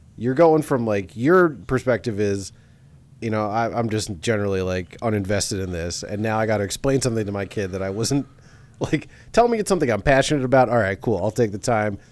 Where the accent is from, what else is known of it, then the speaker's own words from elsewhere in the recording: New York, United States; growing up in New York